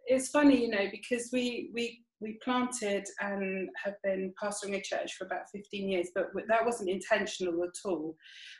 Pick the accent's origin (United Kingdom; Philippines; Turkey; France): United Kingdom; Bath, South West England; also born or lived in Putney; I keep trying to make myself 50, but I'm not quite 50. And I suppose I'm from Bath originally.